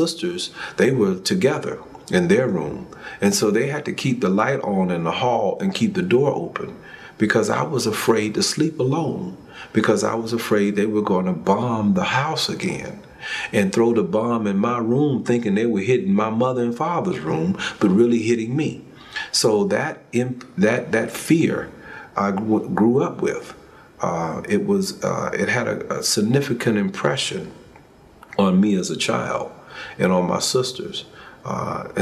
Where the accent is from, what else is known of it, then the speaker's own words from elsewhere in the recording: Montgomery, Alabama, United States; moved away; also born or lived in Atlanta, Georgia; I was born in Montgomery